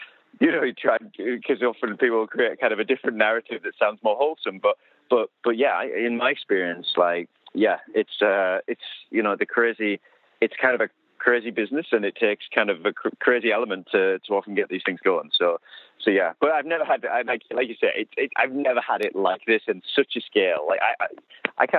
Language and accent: English; United Kingdom; I'm British.